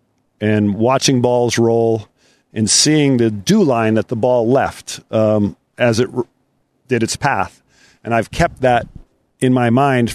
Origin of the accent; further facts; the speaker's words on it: Rhode Island, United States; I grew up in Rhode Island on an old Donald Ross course